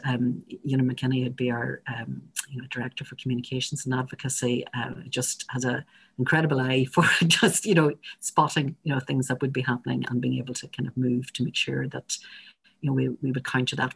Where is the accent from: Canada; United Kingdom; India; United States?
United Kingdom; Northern Ireland; I'm speaking here as a, as a Northerner